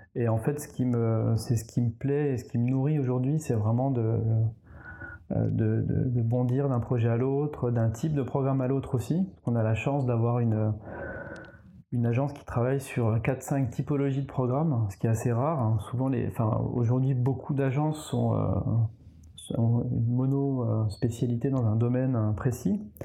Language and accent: French; eastern France, France; moved away as an adult; also born or lived in Nancy / Strasbourg / England / Paris; je viens de l'Est de la France